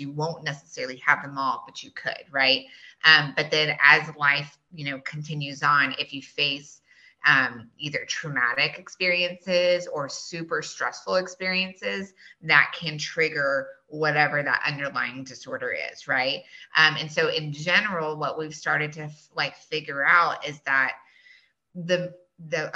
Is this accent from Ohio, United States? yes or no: no; Boerne, Texas, United States; I grew up here. I grew up in Bernie. I was here back in the day when Bernie High, you know, there was only one high school